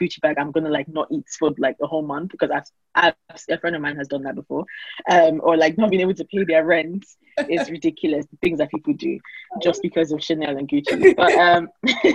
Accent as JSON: {"language": "English", "country": "Nigeria", "tie": "born or raised there", "moved": "yes", "lives_now": "United Kingdom", "said": "I grew up in Nigeria"}